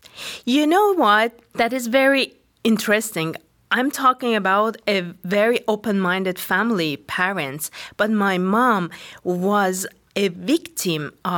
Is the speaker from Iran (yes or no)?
yes; Iran; English is a second language; Yeah, I was born in Iran during the war, Iraq-Iran.